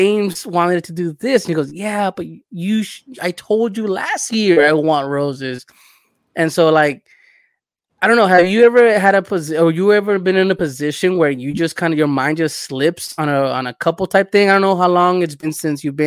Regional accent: El Salvador; moved away

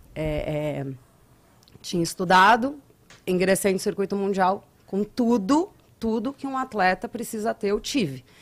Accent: Guarujá, São Paulo, Brazil; moved away; also born or lived in Praia do Francês, Alagoas; E eu sou natural de São Paulo, eu sou do Guarujá, do litoral

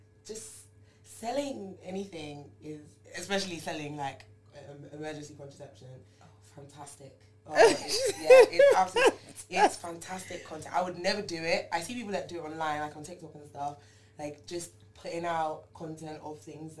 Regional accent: East Midlands, United Kingdom; Yeah, because so originally, as you know, I'm from Lincolnshire.

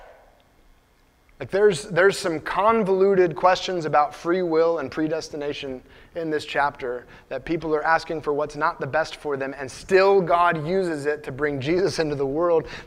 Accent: United States; So I'm an American. I'm proud to be an American.

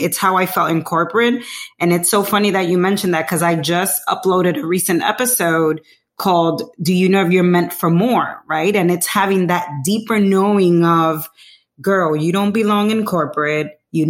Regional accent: Dominican Republic; We're from Dominican Republic. We're, you know, Latinas.

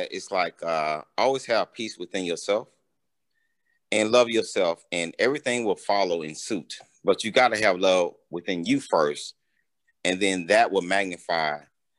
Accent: Montgomery, Alabama, United States; also born or lived in Dubai; I'm from Montgomery, Alabama

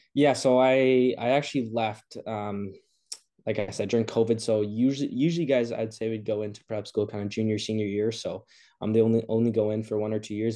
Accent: Montreal, Quebec, Canada; I'm from Montreal

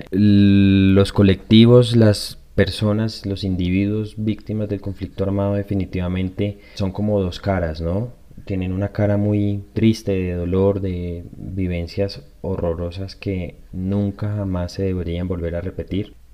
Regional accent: Colombia; positiva para la sociedad, positiva como colombiano, como colombianos, de pensarse en sanar en colectivo.

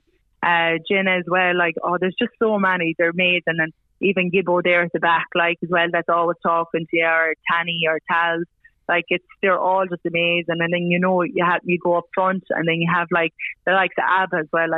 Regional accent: Ireland; moved away as an adult; now in Australia; being an Irish girl

